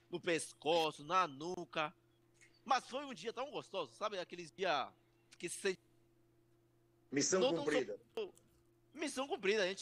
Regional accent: Peru; Portuguese is a second language; Eu sou peruano porque eu sou do Peru.

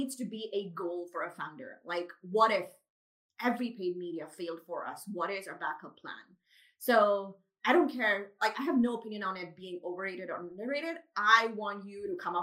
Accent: Pakistan; first language Urdu; also born or lived in Dubai; now in Karachi, Pakistan; I grew up in Pakistan

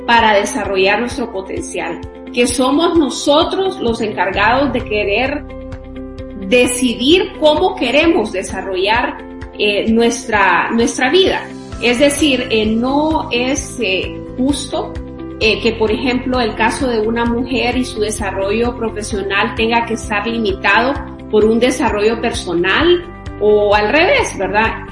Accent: Honduras; para mí es un motivo de gran orgullo decir que soy centroamericana y de manera muy especial que soy hondureña.

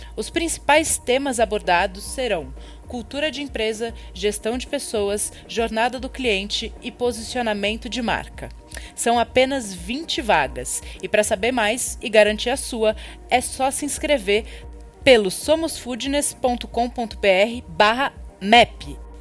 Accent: Brazil; eu sou brasileira

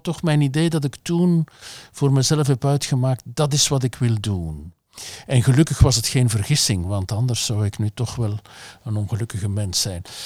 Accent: Flanders, Belgium; als Vlaming

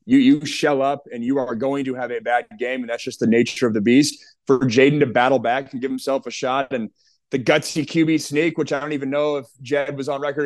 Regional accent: the Northwest, Pacific Northwest, United States; I grew up in the Northwest

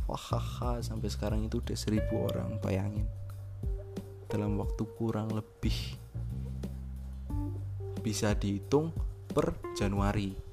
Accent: Java, Indonesia; karena saya orang Jawa hidup di Jawa

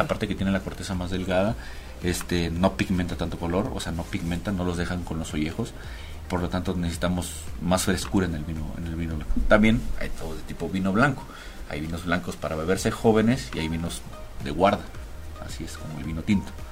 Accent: Cabo San Lucas, Baja California Sur, Mexico; moved away as an adult; now in Mexico City, Mexico; llevo radicando en la ciudad aproximadamente seis años, soy de Cabo San Lucas, Los Cabos.

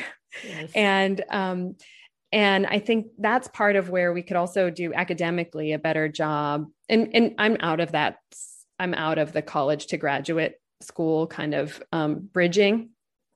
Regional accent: Los Angeles, California, United States; I grew up in Los Angeles

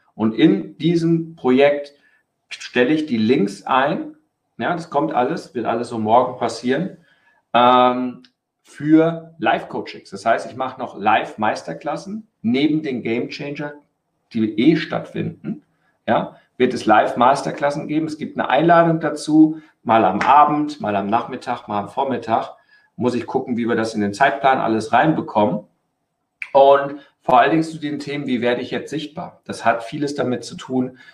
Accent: Germany; bei uns in Deutschland

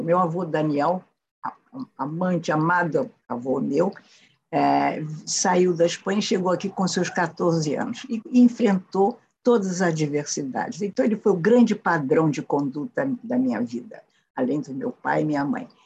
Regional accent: Brazil; Hoje eu sou uma brasileira antiga, não anacrônica

